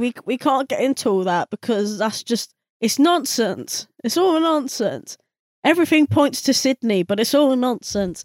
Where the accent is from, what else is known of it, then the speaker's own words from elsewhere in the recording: United Kingdom; we're British